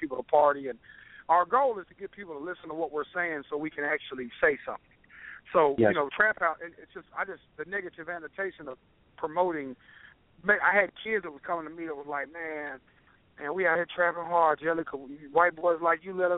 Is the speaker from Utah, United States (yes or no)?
no; Nashville, Tennessee, United States; I'm from Tennessee, so all my brothers were Volunteer fans